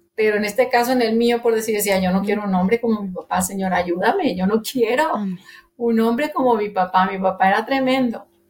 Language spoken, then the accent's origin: Spanish; Monterrey, Nuevo León, Mexico; soy de Monterrey, Nuevo León, México. Este, nacida allí en el mero centro de Monterrey